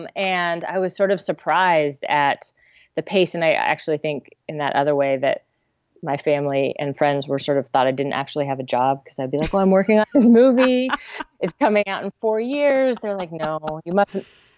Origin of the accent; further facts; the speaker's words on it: Santa Cruz, California, United States; also born or lived in Melbourne, Australia; I grew up in Santa Cruz.